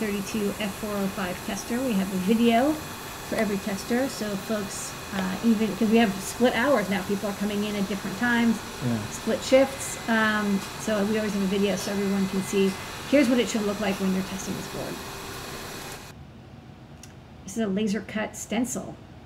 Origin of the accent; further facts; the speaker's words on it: New York City, New York, United States; being a New Yorker